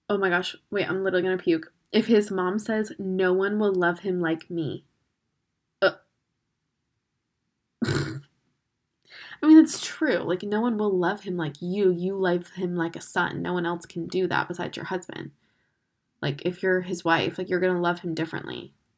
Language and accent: English; Florida, United States; I'm from Florida.